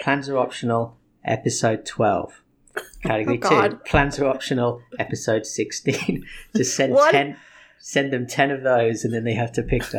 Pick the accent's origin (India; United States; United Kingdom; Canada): United Kingdom; England; moved away; I grew up in England. I learned to gamble when I was basically 6.